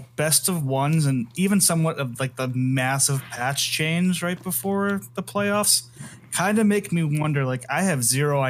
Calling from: Idaho, United States; Good old Idaho.

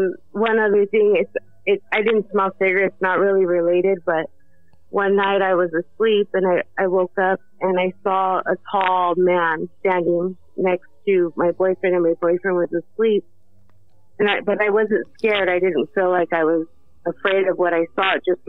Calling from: Hermiston, Oregon, United States; also born or lived in Southern California; Hi, I'm calling from Oregon.

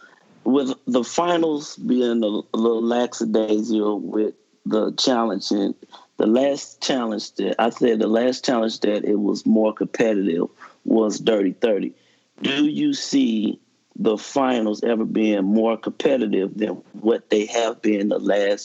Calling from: St. Louis, Missouri, United States; St. Louis, Missouri.

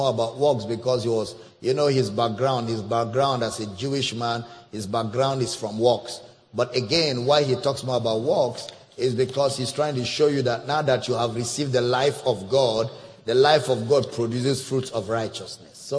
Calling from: Togo; I'm blessing calling

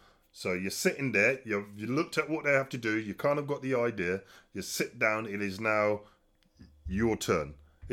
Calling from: United Kingdom; I'm calling you from the phone in the UK.

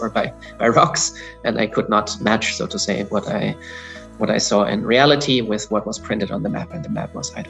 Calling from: Zurich, Switzerland; Indeed, I'm calling in from Zurich, Switzerland.

